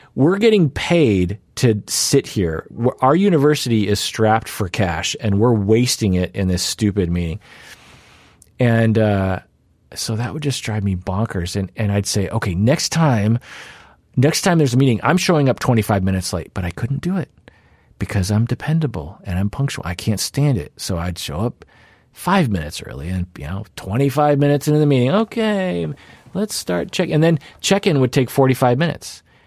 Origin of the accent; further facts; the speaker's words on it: Sammamish, Washington, United States; in the suburbs of Seattle, where I grew up in Sammamish.